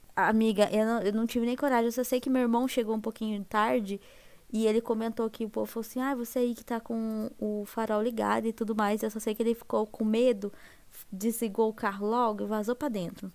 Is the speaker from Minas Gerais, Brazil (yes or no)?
no; Londrina, Paraná, Brazil; E eu sou aqui do Paraná, né? Aqui de Londrina